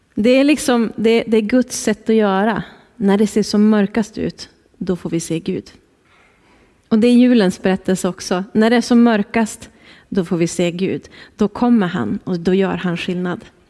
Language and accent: Swedish; Skellefteå, Västerbotten County, Sweden; moved away as an adult; now in Härnösand, Sweden; Kul att få vara här hemma i Skellefteå.